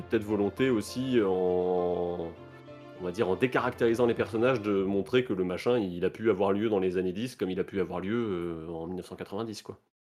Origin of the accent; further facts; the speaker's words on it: France; nous, on en a moins conscience en tant que Français